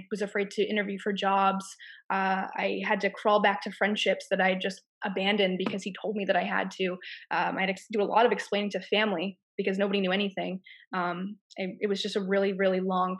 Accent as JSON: {"language": "English", "region": "Massachusetts", "country": "United States", "moved": "as an adult", "said": "I'm from Massachusetts and I had to plan my escape"}